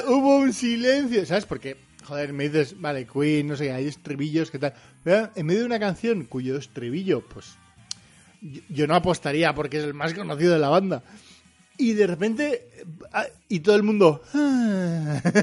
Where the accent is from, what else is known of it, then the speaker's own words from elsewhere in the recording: Portugalete, Basque Country, Spain; now in Bilbao, Spain; aunque ahora vivo en Bilbao, soy de Repélega